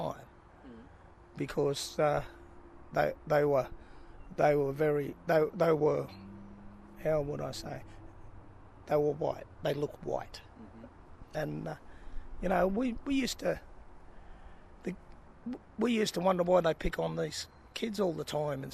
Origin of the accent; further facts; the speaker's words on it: Teralba, New South Wales, Australia; also born or lived in Armidale, New South Wales; I was born in Armidale, nice and cold. And we moved down here when I was six. We lived at Teralba, lived in a tent.